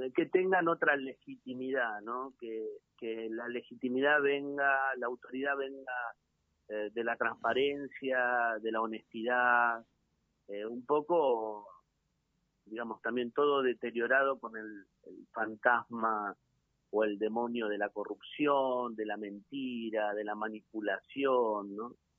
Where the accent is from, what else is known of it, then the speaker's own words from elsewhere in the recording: Quilmes, Berazategui and Varela, Buenos Aires Province, Argentina; Quilmes, Verazate y Varela, que es mi tierra